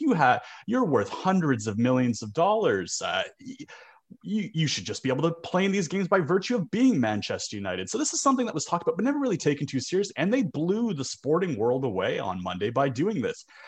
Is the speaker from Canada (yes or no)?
yes; Canada; I'm Canadian